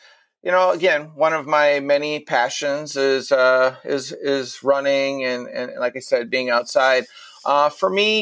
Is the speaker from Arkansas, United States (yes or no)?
no; Minnesota, United States; I am born and raised in Minnesota